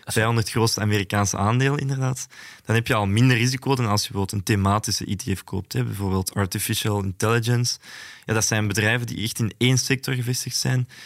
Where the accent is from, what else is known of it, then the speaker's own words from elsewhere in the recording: Antwerp, Flanders, Belgium; Ik ben zelf van Antwerpen